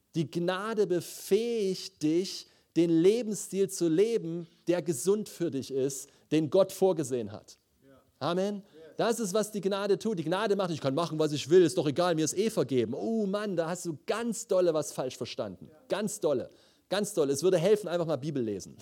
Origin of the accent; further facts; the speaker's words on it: Leipzig, Saxony, Germany; moved away; ich komme aus Leipzig eigentlich